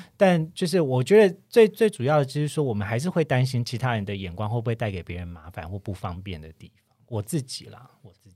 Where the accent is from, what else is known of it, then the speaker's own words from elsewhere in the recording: Kaohsiung, Taiwan; now in Taipei, Taiwan; 像我就是高雄人，可是我住在台嗯北，也住一段时间